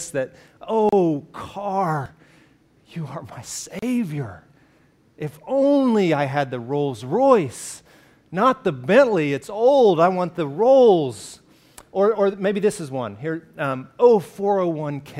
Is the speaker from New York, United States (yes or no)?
no; Alabama, United States; I grew up in Alabama